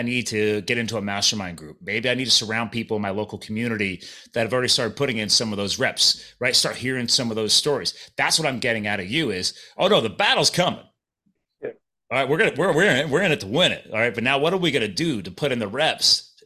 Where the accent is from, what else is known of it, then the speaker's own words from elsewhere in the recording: Pennsylvania, United States; accent: Philadelphia; moved away as an adult; also born or lived in New Jersey / Arizona / Colorado; I was born in Jersey and I grew up in Pennsylvania